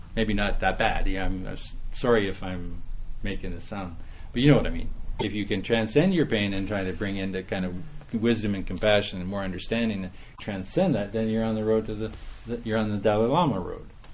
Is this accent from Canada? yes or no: yes; Saskatchewan, Canada; moved away; I'm from Saskatchewan originally